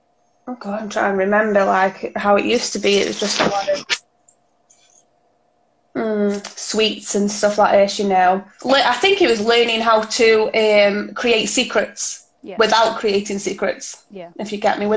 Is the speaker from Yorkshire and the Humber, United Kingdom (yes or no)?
no; Stoke-on-Trent, West Midlands, United Kingdom; I'm from Stoke-on-Trent.